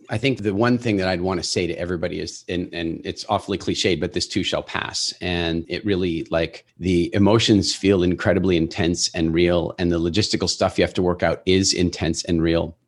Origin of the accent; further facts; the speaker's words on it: South Africa; moved away; also born or lived in England; we're originally from South Africa